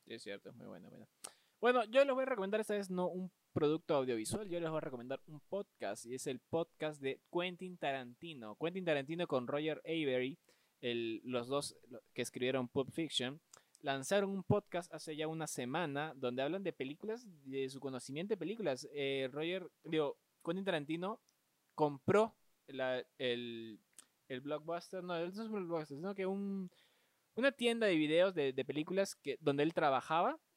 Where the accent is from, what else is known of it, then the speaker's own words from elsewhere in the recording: Peru; como peruanos